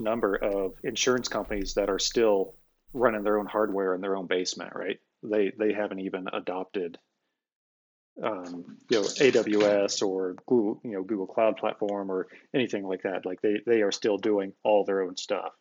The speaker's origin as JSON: {"language": "English", "region": "Iowa", "country": "United States", "tie": "born or raised there", "said": "I grew up, born and raised in Iowa"}